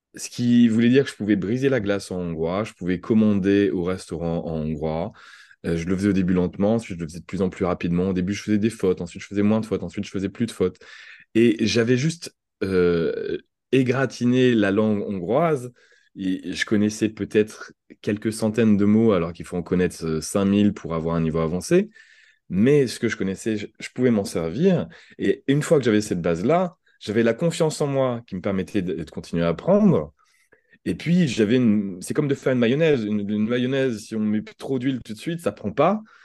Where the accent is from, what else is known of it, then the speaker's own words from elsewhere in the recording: France; accent: French; j'avais un accent français